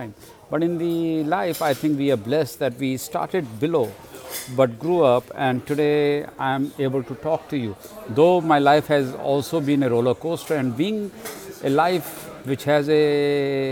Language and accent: English; India; moved away; I grew up in India, and my childhood was very interesting